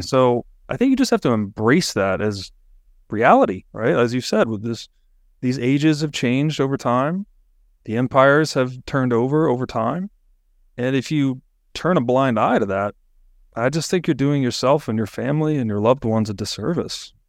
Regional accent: United States; I'm born in America.

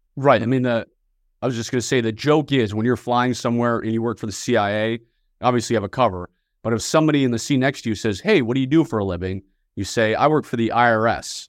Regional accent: Northern Virginia, United States; I was born and raised just outside of Washington, D C, in Northern Virginia

